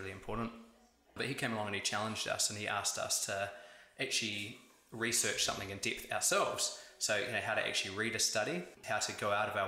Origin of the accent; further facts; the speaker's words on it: Upper Hutt, Wellington, New Zealand; now in Wellington, New Zealand; I was born in the Great Sun Valley out in Upper Hutt there